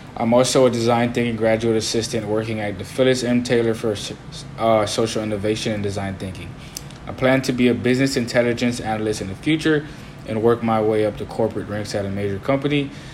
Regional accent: Haiti; now in New Orleans, United States; I was born in Haiti and I have a military background.

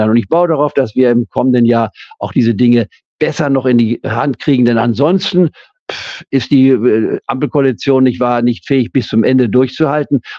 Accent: Leipzig, Saxony, Germany; born there; Ich bin ja in Leipzig geboren. Ich war und habe nie die DDR anerkannt.

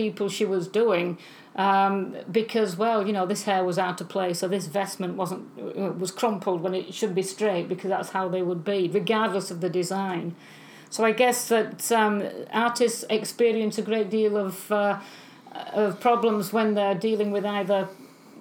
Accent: England, United Kingdom; moved away; I grew up in England

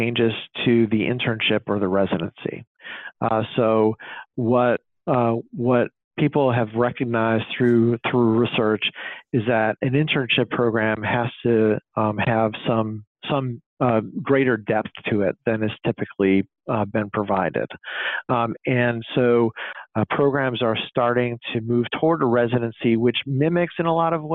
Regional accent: Illinois, United States; my home state of Illinois

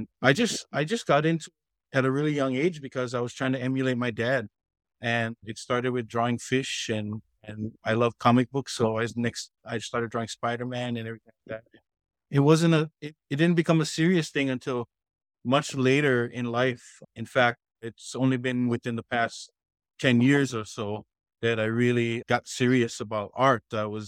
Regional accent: Hawaii, United States; I kind of felt like this is kind of where I belong and I'm a Hawaiian.

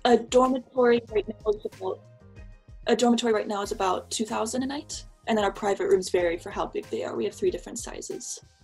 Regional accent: United States; moved away as an adult; now in Sapporo, Japan; I'm from America, but I've been living in Japan for a bit over a year now

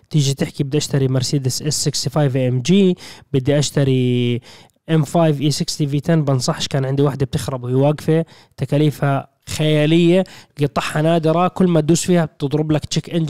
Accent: Syria; في انا سوري طولت بس لا.

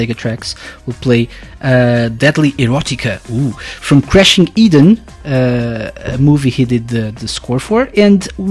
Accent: Portugal; accent: Portuguese; English is a second language; I'm from Portugal

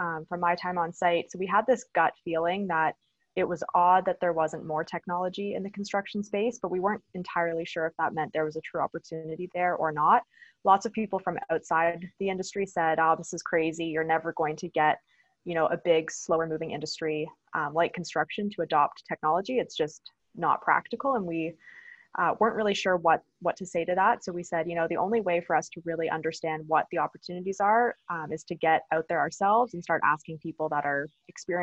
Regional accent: Stratford, Ontario, Canada; So I grew up in Stratford, Ontario, so small town

